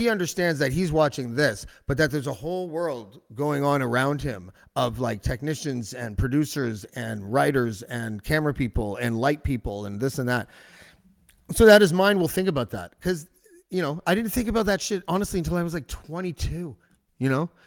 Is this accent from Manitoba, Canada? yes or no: no; Whitby, Ontario, Canada; I grew up in Whitby